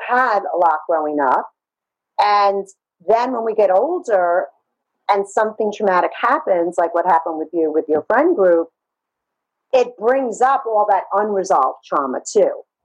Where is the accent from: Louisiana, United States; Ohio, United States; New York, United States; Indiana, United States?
New York, United States; New York City; growing up in Brooklyn